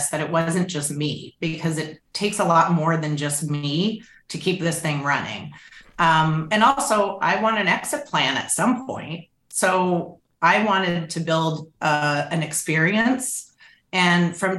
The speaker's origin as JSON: {"language": "English", "country": "Canada", "moved": "yes", "lives_now": "United States", "said": "I'm Canadian"}